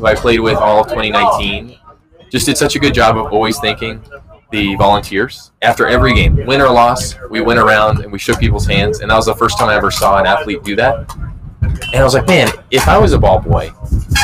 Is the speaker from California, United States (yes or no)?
yes; San Clemente, California, United States; also born or lived in Mission Viejo, California; I'm from San Clemente, and so I lived there for a long time, and then I lived in Mission Viejo